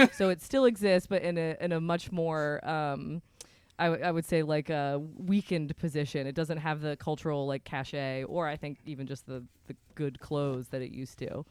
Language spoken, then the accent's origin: English; Vermont, United States; I'm from Vermont